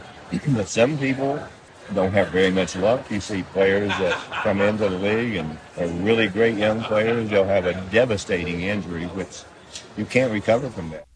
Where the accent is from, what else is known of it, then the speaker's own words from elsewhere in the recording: West Virginia, United States; moved away; also born or lived in Los Angeles; I came from West Virginia